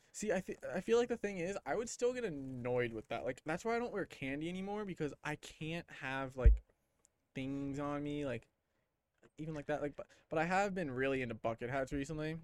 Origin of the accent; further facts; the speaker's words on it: Clearwater, Florida, United States; I'm from Clearwater